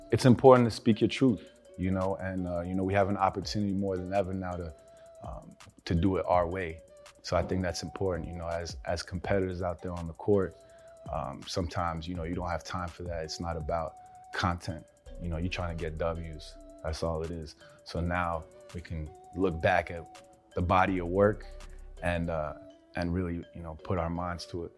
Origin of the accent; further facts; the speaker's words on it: New York, United States; I'm from Hell's Kitchen